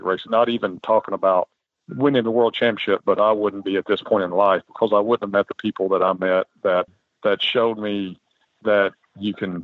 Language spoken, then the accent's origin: English; Central City, Kentucky, United States; grew up in Central City, Kentucky. It's a town of about 5,000 people.